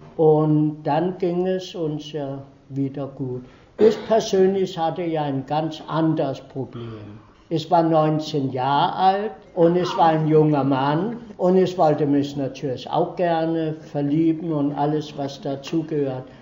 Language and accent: German; Denmark; first language Danish; German is a second language; moved away as an adult; also born or lived in Iceland / Konstanz, Germany; now in Freiburg, Germany; ich bin in Dänemark aufgewachsen, dort zur Schule gegangen